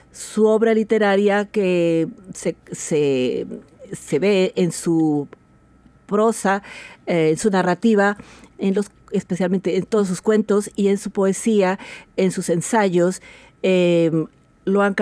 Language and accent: Spanish; Colombia; also born or lived in Spain; now in Washington, United States; Soy de origen colombiano, em, viví muchos años en España y llevo también muchos años en el estado de Washington.